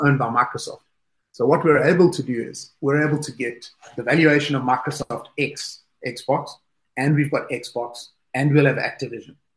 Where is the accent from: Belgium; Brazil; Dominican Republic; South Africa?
South Africa; moved away as an adult; now in United Kingdom; as a South African, I was working in South Africa when I started off. Today, I'm based in the UK